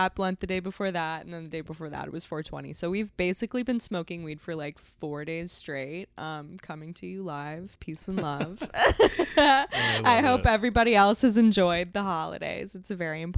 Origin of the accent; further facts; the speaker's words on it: Silicon Valley, California, United States; moved away; I grew up in the Silicon Valley.